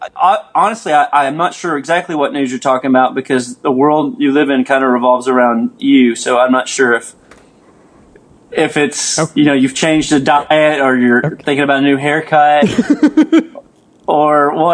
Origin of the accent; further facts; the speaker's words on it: Little Rock, Arkansas, United States; now in Texas, United States; Little Rock, Arkansas, which is like basically my hometown